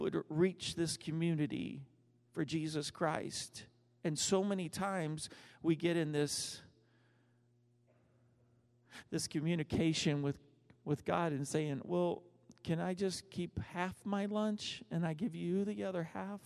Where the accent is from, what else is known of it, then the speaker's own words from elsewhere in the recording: United States; also born or lived in Texas / Oklahoma; I grew up in Texas and Oklahoma